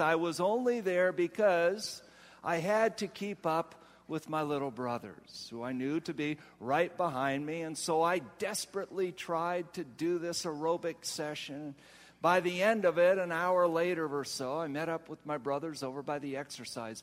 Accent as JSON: {"language": "English", "region": "Ohio", "country": "United States", "said": "I come from Ohio. Where it is so flat"}